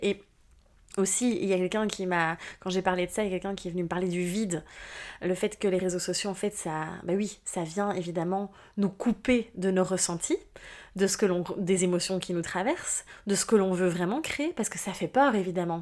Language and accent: French; Belgium; moved away; mon retour en Belgique, hein, mon pays natal finalement, où finalement je reviens dans mes racines